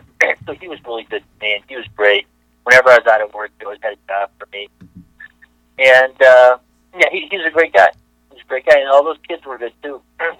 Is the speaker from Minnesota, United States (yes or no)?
no; Chicago, Illinois, United States; I think I was like, you know, 30 years old. I come from Chicago.